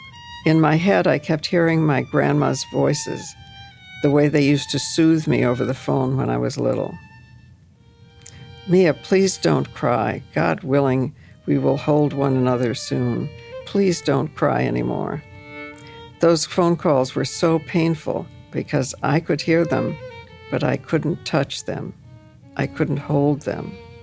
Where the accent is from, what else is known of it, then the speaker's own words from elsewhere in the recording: Colima, Mexico; The plane was going to Puerto Vallarta, and I'm actually from Colima, but they don't have a direct flight from Denver, and this is one of the closest airports.